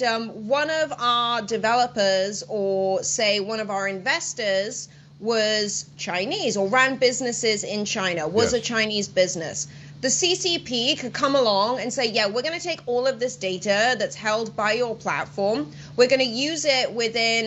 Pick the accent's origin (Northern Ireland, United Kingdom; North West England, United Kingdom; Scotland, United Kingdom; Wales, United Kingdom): Wales, United Kingdom; Welsh; I'm Welsh